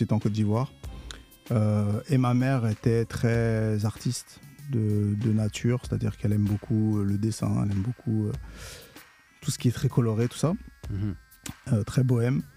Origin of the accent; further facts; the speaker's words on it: Antony, Île-de-France, France; also born or lived in Châtenay-Malabry / Bagneux; j'ai grandi à Antony euh, dans, le, dans le 92. Je suis né à Châtenay-Malabry